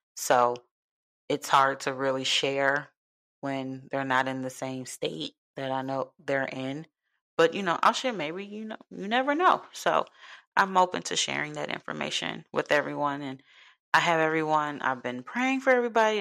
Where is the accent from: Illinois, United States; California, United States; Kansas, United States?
Illinois, United States; Chicago; moved away; I'm from Chicago